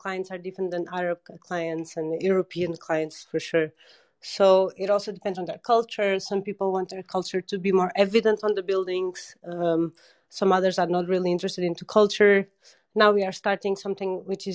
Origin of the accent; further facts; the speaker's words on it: Portugal; moved away; I'm from Portugal